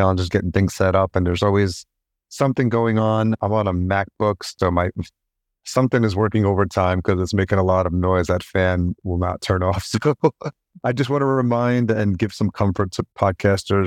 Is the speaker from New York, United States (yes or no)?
yes; New York, United States; I grew up in New York and I was there for the birth of hip-hop